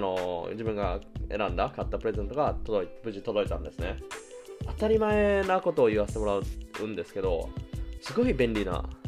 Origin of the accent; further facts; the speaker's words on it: Japan; now in Germany; 日本の母が住んでる、自分の実家